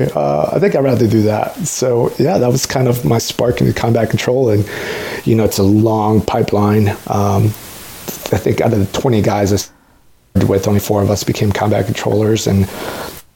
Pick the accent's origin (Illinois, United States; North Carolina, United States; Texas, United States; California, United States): Texas, United States; San Antonio; also born or lived in Mexico City, Mexico / Austin, Texas; grew up in San Antonio